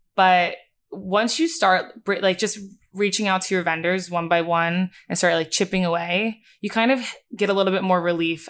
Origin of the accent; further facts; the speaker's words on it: Bucks County, Pennsylvania, United States; moved away as an adult; now in New York, United States; originally, I grew up in Bucks County, Pennsylvania